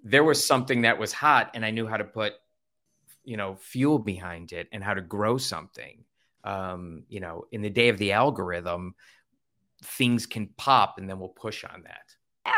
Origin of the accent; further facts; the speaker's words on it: Ohio, United States; growing up in Ohio where we're Buckeyes